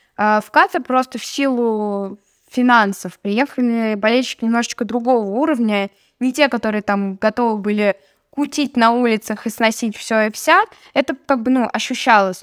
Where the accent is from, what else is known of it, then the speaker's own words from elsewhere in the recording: Russia; Я говорю, из России